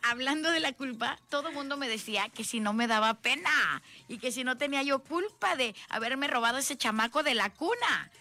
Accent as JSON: {"language": "Spanish", "town": "Tlacotalpan", "region": "Veracruz", "country": "Mexico", "tie": "born or raised there", "moved": "yes", "said": "De mi pueblo"}